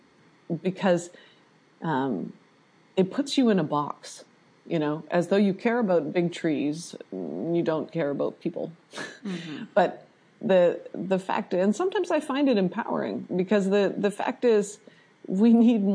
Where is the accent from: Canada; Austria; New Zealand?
Canada; also born or lived in Vancouver, Canada; I'm Canadian, that's part of my intro too, is I'm Canadian.